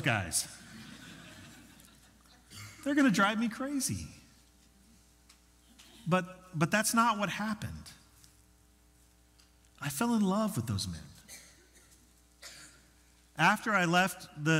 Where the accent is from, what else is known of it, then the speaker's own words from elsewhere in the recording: Denver, Colorado, United States; moved away as an adult; also born or lived in Arkansas; Arkansas was a very different culture than the one that I grew up in Denver